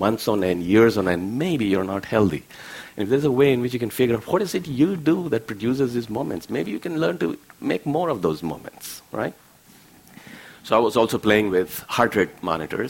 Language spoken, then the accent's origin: English; India; now in San Diego, United States; I grew up in India.